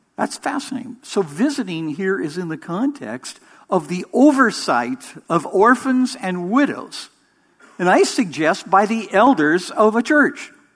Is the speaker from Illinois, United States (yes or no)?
no; Orange County, California, United States; I was born in Orange County